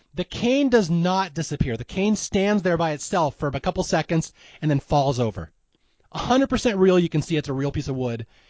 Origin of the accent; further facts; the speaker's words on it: Seattle, Washington, United States; I'm from Seattle.